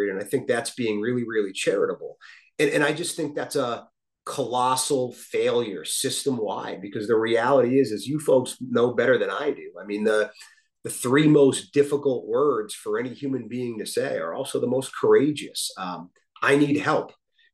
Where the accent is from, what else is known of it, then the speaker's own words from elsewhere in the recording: Westfield, Massachusetts, United States; my hometown, Westfield